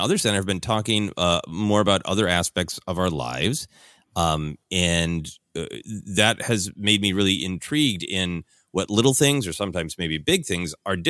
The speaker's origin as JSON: {"language": "English", "region": "Midwest", "country": "United States", "tie": "born or raised there", "also_born_or_lived": "Portland, Oregon", "said": "In me growing up in the Midwest, I spent a brief and magical time in the Pacific Northwest, specifically Portland, Oregon."}